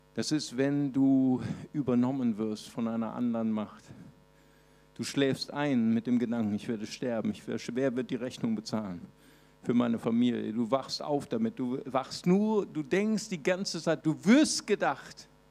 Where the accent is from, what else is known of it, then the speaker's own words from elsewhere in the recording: Recife, Pernambuco, Brazil; moved away; ich bin geboren in Brasilien, in Recife